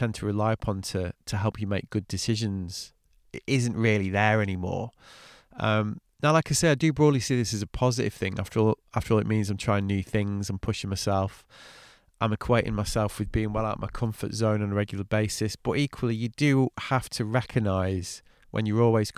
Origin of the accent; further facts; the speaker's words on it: England, United Kingdom; also born or lived in France; I'm English.